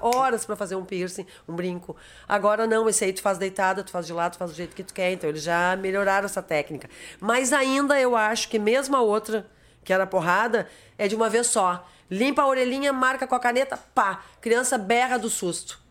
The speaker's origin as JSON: {"language": "Portuguese", "region": "Rio Grande do Sul", "country": "Brazil", "said": "Eu sou gaúcha e eu assumo isso"}